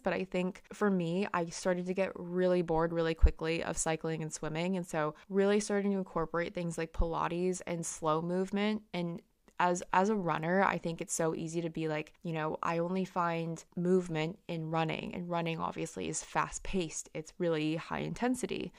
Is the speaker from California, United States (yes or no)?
yes; California, United States; moved away as an adult; now in London, United Kingdom; when I was growing up in California